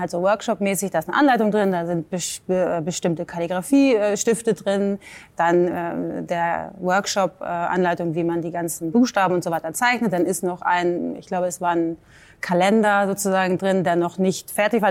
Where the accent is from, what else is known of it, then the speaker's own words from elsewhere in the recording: Hamburg, Germany; moved away; also born or lived in New York / Ireland; ich bin aus Hamburg